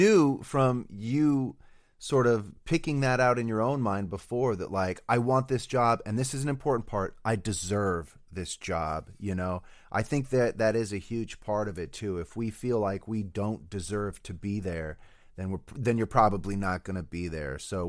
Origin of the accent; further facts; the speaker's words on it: Denver, Colorado, United States; also born or lived in Reno / Iowa; So I was born in Reno. My parents divorced. My mom moved to Denver, where me and my older brother spent most of our schooling years.